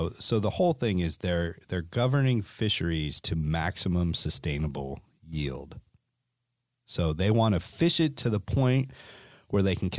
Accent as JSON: {"language": "English", "region": "Connecticut", "country": "United States", "tie": "born or raised there", "said": "And I grew up in Connecticut, and we saw it with the codfish, with the fluke."}